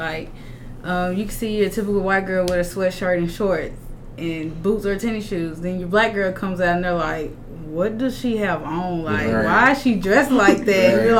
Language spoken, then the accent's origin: English; the South, United States; I think so, because I'm from the South, and when I come up here and I see a lot of Northerners